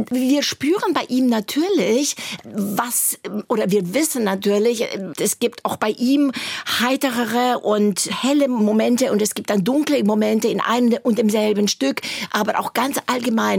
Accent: Hunedoara, Hunedoara County, Romania; moved away as an adult; also born or lived in near Sighișoara (Schäßburg), Romania; now in Germany; da waren wir schon im Alter von vier Jahren, sind wir in, einen, in eine Stadt gezogen, wo sehr viel Industrie war, nach Hunedora

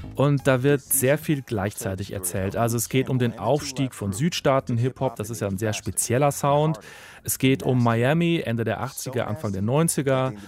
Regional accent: Germany; bei uns in Deutschland

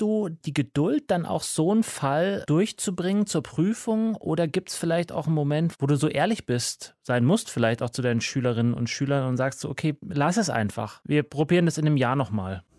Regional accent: Upper Bavarian countryside, Germany; moved away; also born or lived in United States; Da, wo ich herkomme, aus der oberbayerischen Provinz

